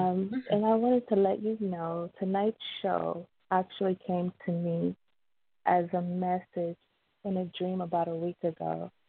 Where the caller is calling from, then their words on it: Miami, Florida, United States; I'm calling from Miami.